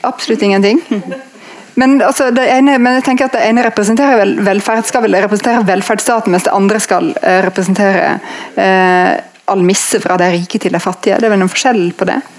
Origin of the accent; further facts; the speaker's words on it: Norway; vi er født uh, i Norge